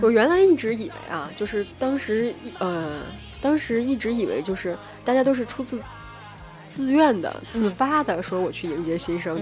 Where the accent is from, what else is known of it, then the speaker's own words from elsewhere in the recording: Northeast China, China; moved away as an adult; also born or lived in Shandong; 然后我是东北的